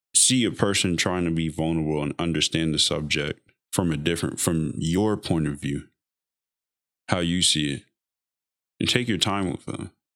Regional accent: United States; we as American

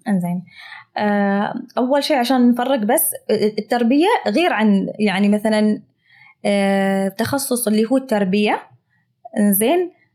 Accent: United Arab Emirates; accent: Emirati; بلهجتي الاماراتيه المعروفه

